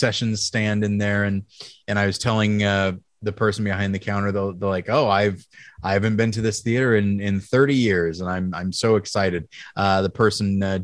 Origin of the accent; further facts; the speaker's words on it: Taft, California, United States; moved away; my hometown of Taft, California, they do have a two-screen theater